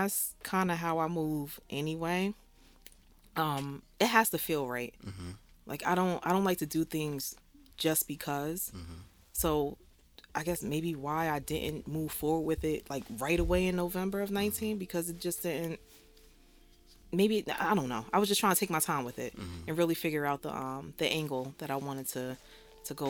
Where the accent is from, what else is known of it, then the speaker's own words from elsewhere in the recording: Jersey City, New Jersey, United States; So I'm born and raised in Jersey City, Lafayette Gardens